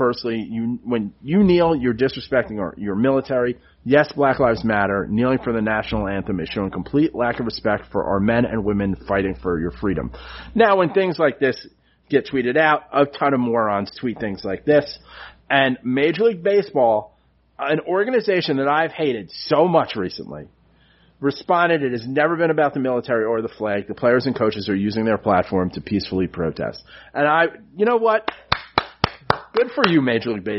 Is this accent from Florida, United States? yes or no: no; New York City, New York, United States; where I grew up on City Island